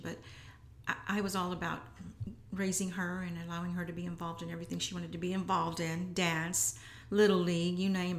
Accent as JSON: {"language": "English", "town": "San Antonio", "region": "Texas", "country": "United States", "tie": "born or raised there", "said": "I'm always proud to say that I'm from the South Side. Even when it wasn't popular"}